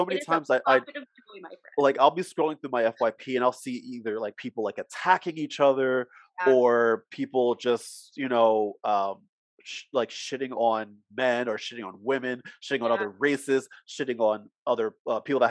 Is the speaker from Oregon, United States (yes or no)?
no; New Jersey, United States; accent: Jersey; also born or lived in Philadelphia, Pennsylvania; now in Philadelphia area, United States; I'm a Philly boy, but I grew up in Jersey, so sometimes you'll hear my Jersey come out. But I live right outside of Philly.